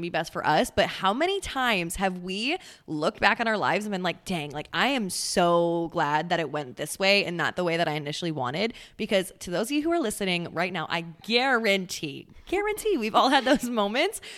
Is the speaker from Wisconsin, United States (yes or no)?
yes; Central Wisconsin, United States; moved away as an adult; now in Texas, United States; I'm originally from Central Wisconsin.